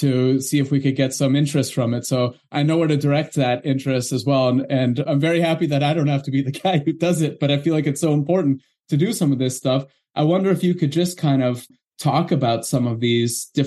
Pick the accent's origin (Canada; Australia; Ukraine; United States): Canada; I'm from Canada